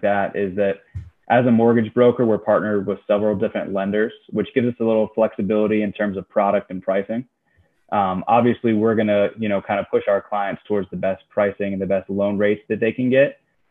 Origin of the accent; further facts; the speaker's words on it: Florida, United States; I'm from Florida, like I said, but my dad's from right outside Pittsburgh.